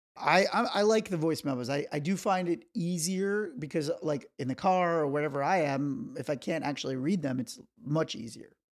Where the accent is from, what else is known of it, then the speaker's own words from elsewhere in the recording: New York, United States; moved away; I am from New York